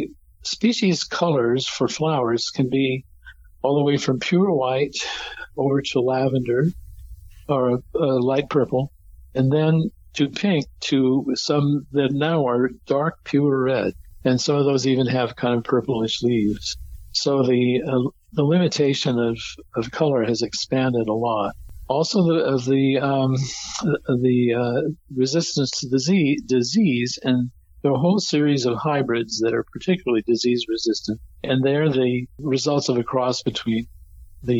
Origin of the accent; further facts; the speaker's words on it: San Francisco Bay Area, California, United States; growing up in the San Francisco Bay Area